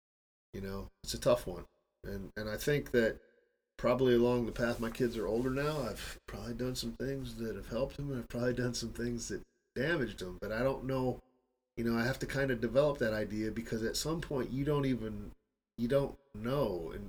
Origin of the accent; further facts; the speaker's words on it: Midwest, United States; moved away as an adult; And I don't know where the hell I got this from, because that's not the way I was raised in the Midwest, was to leave my wife here, make sure I support her financially, get my shit together in the States, and bring her over.